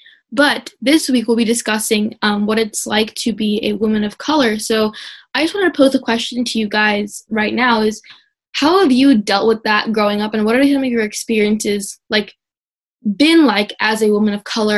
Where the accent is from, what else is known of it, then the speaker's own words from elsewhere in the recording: India; first language Telugu; English is a second language; Because I'm not super fluent in my native language of Telugu.